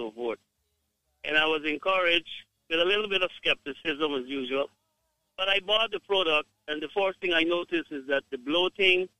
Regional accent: Guyana; I am from Guyana

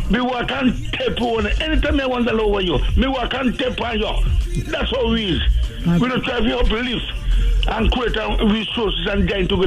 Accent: Jamaica; And as a Jamaican, everywhere we go, we be official work, but we never work in a United States, or any white man country.

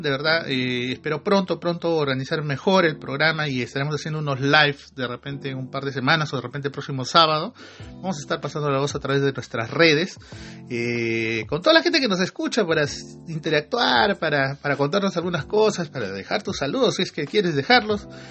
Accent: Peru; ahí todos somos peruanos

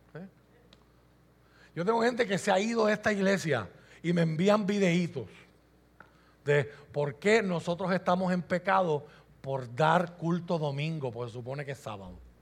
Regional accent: Puerto Rico; Yo soy puertorriqueño

